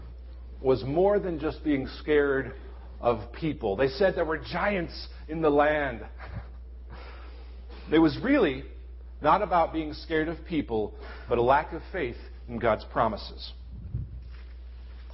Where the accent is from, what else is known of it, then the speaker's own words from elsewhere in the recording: United States; as American Christians in 2011